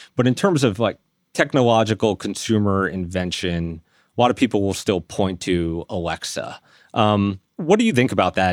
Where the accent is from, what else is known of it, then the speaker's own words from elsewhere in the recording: New York City, New York, United States; now in Bergen County, United States; I was raised in Staten Island